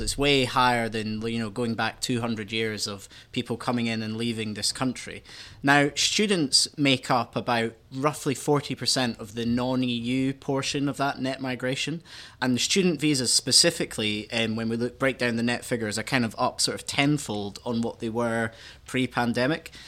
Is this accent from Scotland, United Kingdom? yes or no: yes; Scotland, United Kingdom; I went to uni in Scotland, um, and because I'm Scottish